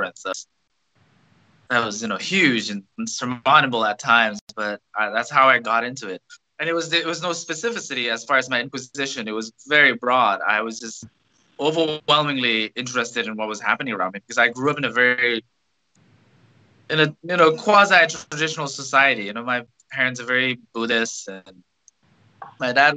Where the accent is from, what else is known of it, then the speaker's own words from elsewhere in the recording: Bhutan; moved away as an adult; also born or lived in Asheville, North Carolina; now in United States; I come from Bhutan, which is a small country in the Himalayas. I grew up there